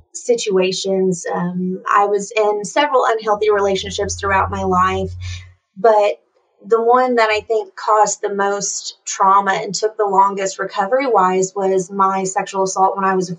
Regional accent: East Tennessee, United States; I grew up in East Tennessee in a pretty low-income household

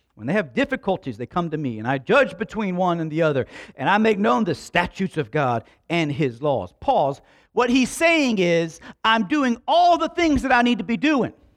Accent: Slapout, Alabama, United States; We grew up in Slap Out

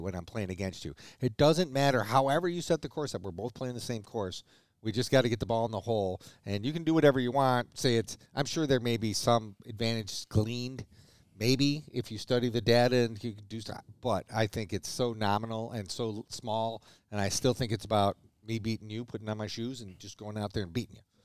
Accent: United States; I'm an American, American

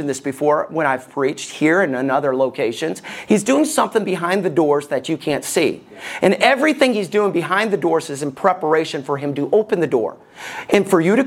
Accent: Alabama, United States; Growing up in Alabama

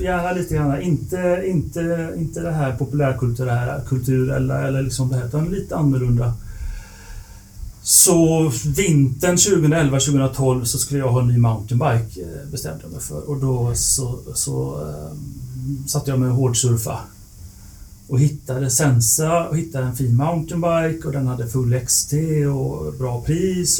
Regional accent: Lerum, Västra Götaland, Sweden; Jag är från Lerum utanför Göteborg

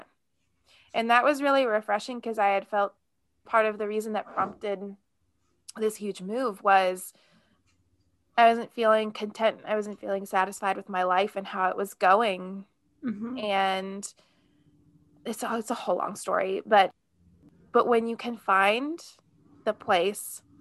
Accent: Nebraska and Kansas, Midwest, United States; moved away as an adult; also born or lived in New Jersey; I grew up in the Midwest. I grew up in Nebraska and Kansas.

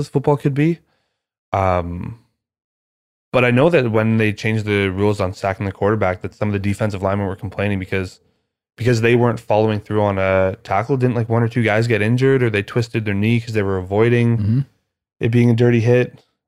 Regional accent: Canada; I'm Canadian

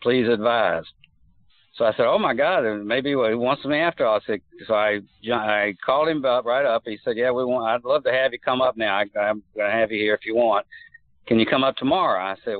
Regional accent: Pensacola, Florida, United States; moved away as an adult; also born or lived in San Diego, California / Buffalo; I was born in San Diego. My dad was in the Navy. I was only there for 6 months. I actually moved to Pensacola, Florida when I was 5 years old and grew up there. I lived there until Cindy and I moved up to Buffalo in 1986.

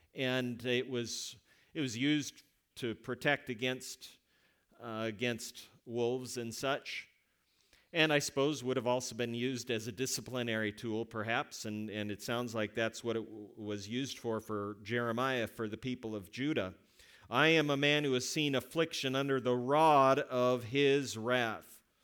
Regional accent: West Coast, United States; moved away; I am from the West Coast

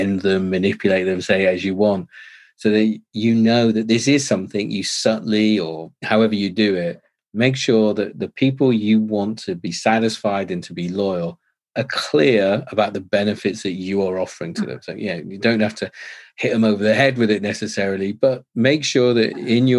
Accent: England, United Kingdom; I'm too English

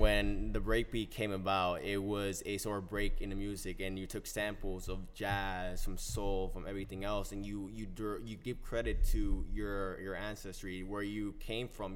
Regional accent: New Jersey, United States; also born or lived in Colombia; I am from New Jersey in the sense where I grew up here, but I was born in Colombia and everything. And I originally had came here when I was four

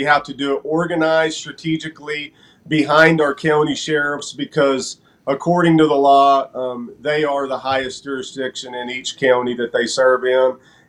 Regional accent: New Mexico, United States; I am from New Mexico

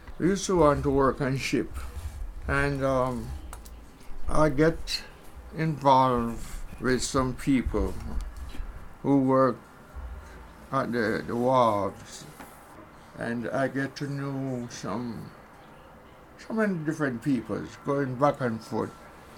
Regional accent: Somerton, Saint James, Jamaica; born there; In St. James.

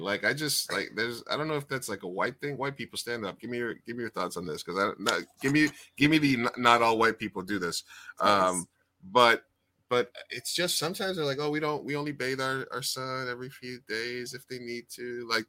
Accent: New York, United States; I grew up in New York during a water crisis

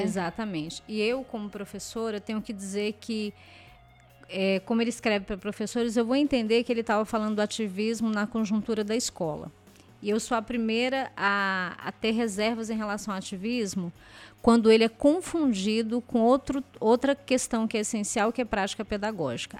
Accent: Ceilândia, Federal District, Brazil; eu desenvolvi o projeto na, numa escola que fica na mesma comunidade onde eu cresci

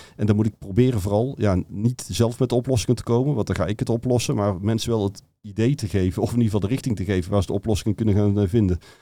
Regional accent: North Brabant, Netherlands; accent: Brabantian; ik kom uit Brabant, wat je waarschijnlijk door de tong wel al gehoord had

